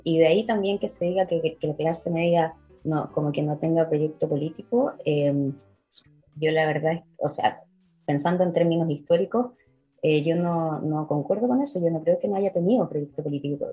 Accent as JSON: {"language": "Spanish", "country": "Chile", "tie": "born or raised there", "also_born_or_lived": "Israel / Edinburgh", "moved": "as an adult", "said": "yo estudié en el Instituto Hebreo, en la época en el que colegio, en el que mi colegio se hablaba hebreo"}